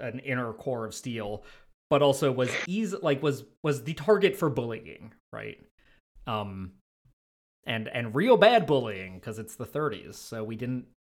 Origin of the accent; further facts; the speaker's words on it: Midwest, United States; we're Midwesterners